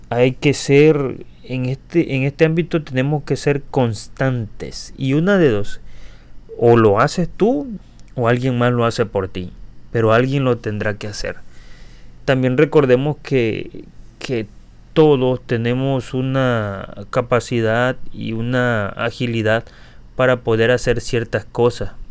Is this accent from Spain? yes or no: no; Tabasco, Mexico; accent: Tabasco; Y yo tal vez lo que tengo es muy pronunciado mi acento, que se lo agradezco a, a mi zona Tabasco. Y es algo que realmente no he podido evitar, no he podido corregir.